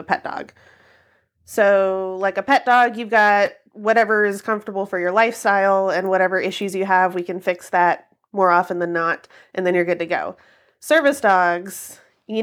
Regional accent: Kentucky, United States; I grew up in Kentucky

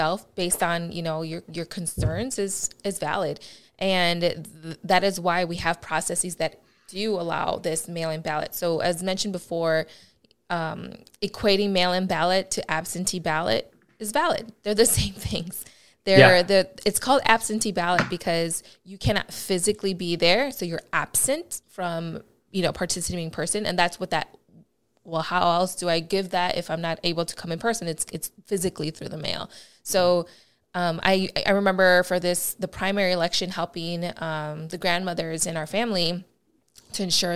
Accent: Chicago, Illinois, United States; accent: Midwest; now in Los Angeles, United States; I am from the Midwest, baby. I am born and raised in Chicago, Illinois

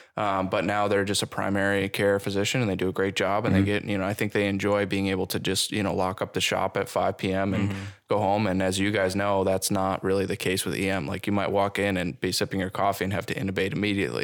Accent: Buffalo, New York, United States; now in Burlington, United States; I'm from Buffalo

